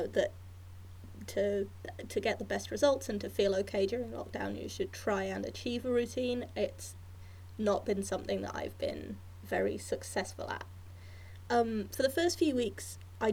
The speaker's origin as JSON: {"language": "English", "town": "Hereford", "region": "West Midlands", "country": "United Kingdom", "tie": "born or raised there", "said": "near where I grew up in Hereford"}